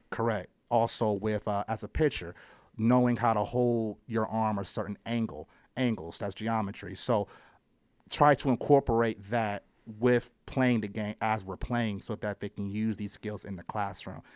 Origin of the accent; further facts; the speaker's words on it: Akron, Ohio, United States; I'm from Akron, Ohio. I originally, uh, played for Wobble as a child